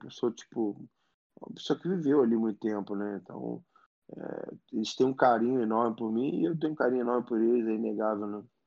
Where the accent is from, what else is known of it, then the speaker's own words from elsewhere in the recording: Rio de Janeiro, Brazil; eu sou um cara nascido e criado em Botafogo no bairro, né? Eu morava muito perto do clube.